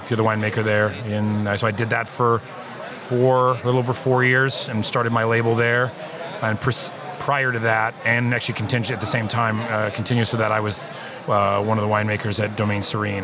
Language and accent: English; Lodi, California, United States; moved away; also born or lived in Oregon; I worked the harvest of 1993 at a winery in my hometown of Lodi, California